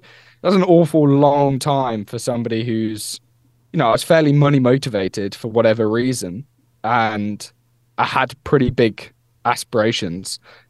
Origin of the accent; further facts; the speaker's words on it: Peterborough, East of England, United Kingdom; he's from Peterborough, I'm from Peterborough